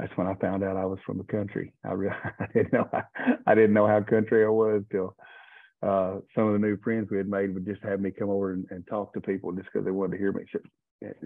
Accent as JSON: {"language": "English", "town": "Livermore", "region": "Kentucky", "country": "United States", "tie": "born or raised there", "also_born_or_lived": "Louisville, Kentucky / Henderson, Kentucky", "moved": "as an adult", "said": "I grew up in a town about 1% the size of Owensboro, probably Livermore, a little county of McLean County"}